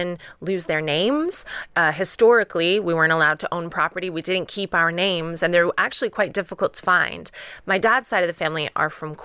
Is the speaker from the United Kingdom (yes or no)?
no; Canada; moved away; Canada, not where I'm born, I never speak highly about my hometown